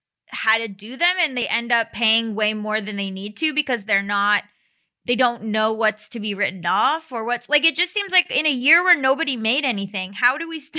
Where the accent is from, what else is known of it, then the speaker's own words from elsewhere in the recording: Florida, United States; I'm from Florida.